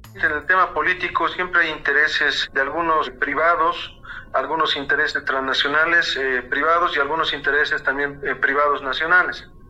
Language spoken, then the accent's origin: Spanish; Bolivia; ya lo estamos alcanzando como bolivianos